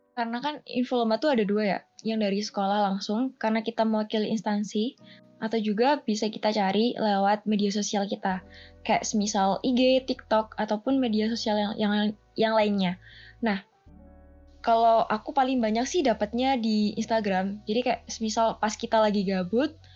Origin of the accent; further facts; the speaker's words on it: Pasuruan, East Java, Indonesia; Aku berasal dari Pasuruan, Jawa Timur